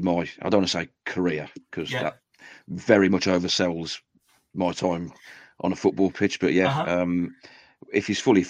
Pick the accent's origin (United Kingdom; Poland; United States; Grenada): United Kingdom; Stourbridge, West Midlands; He's from my hometown.